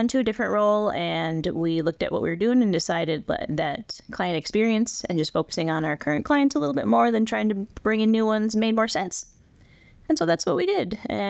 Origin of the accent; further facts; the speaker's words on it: South Dakota, United States; I was born here in the western part of the state and lived not too far from Rapid, about 45 miles, however far Lee Deadwood is, until I was like 11.